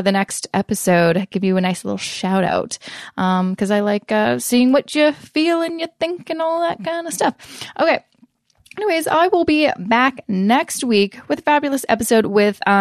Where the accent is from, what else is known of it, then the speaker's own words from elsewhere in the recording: Canada; I'm obviously Canadian